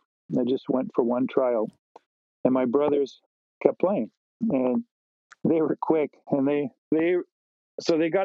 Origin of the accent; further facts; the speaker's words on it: Nanaimo, British Columbia, Canada; I grew up in Nanaimo.